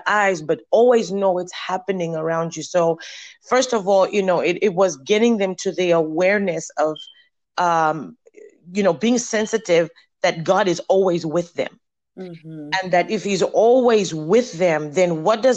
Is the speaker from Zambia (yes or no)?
yes; Zambia; moved away as an adult; now in United States; Before I came to the U.S., I think it's 21 years ago now. I'm originally from Zambia, Africa